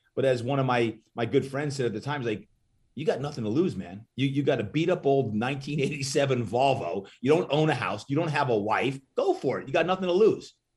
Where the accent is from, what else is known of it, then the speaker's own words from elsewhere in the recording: Brick, New Jersey, United States; moved away as an adult; also born or lived in Malibu, California; now in San Diego, United States; grew up, uh, in New Jersey